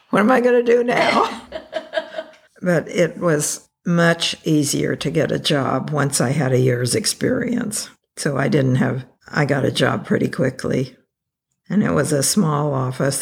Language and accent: English; Taft, California, United States; I grew up in Taft, California. Well, not even in Taft, outside of Taft